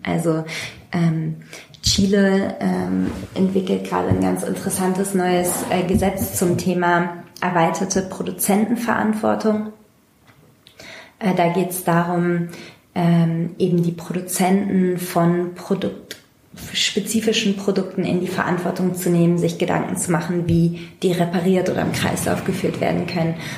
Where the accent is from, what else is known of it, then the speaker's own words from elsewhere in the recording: Hamburg, Germany; ich komme ursprünglich aus Hamburg und war immer Teil von äh, einer linken Hamburger Szene